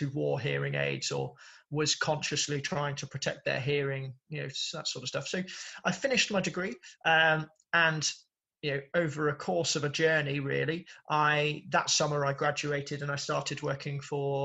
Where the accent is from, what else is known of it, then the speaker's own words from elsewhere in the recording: Birmingham, West Midlands, United Kingdom; born and raised in Birmingham